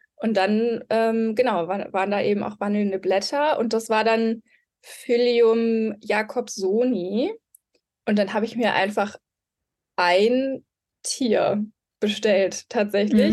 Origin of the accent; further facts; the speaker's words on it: Mülheim an der Ruhr, North Rhine-Westphalia, Germany; also born or lived in Marburg; Ich komme aus Mülheim an der Ruhr. Also bin ein Ruhrpottkind.